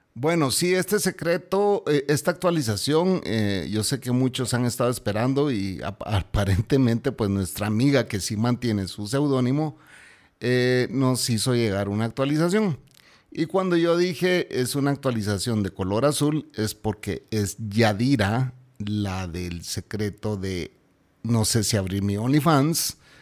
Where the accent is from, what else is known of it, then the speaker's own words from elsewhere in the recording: Guatemala; mi pueblo está repudiando a esta gente